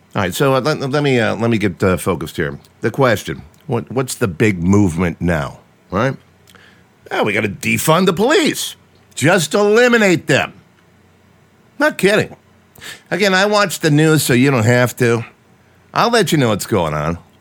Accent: Strongsville, Ohio, United States; I grew up in Strongs, Ohio, only child.

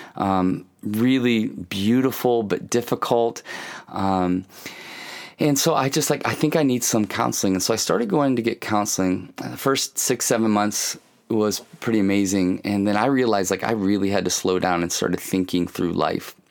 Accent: Kalamazoo, Michigan, United States; I grew up in Kalamazoo, Michigan. I was born in Kalamazoo, Michigan

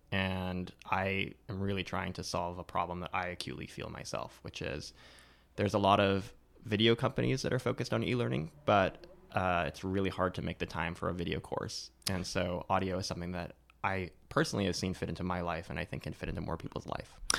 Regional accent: Newport Beach, California, United States; my parents came a couple years before I was born from Eastern Europe, from Romania and Hungary, and they ended up in Newport Beach, California

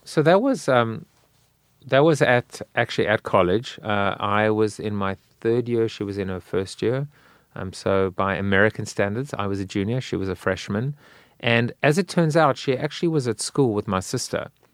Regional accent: South Africa; now in United States; I'm South African.

